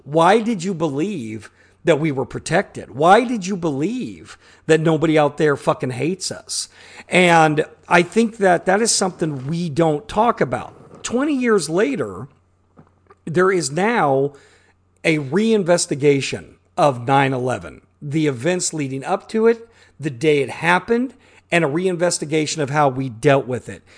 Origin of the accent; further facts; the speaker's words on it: Midwest, United States; born and raised in the Midwest